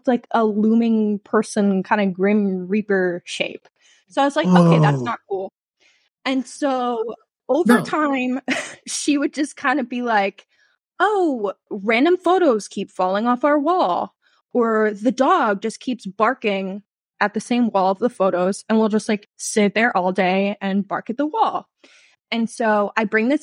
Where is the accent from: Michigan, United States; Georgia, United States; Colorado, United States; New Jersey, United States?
New Jersey, United States; I am from a small old historical town in New Jersey, right along the Delaware. So that like famous photo of Washington crossing the Delaware is like a mile from where I grew up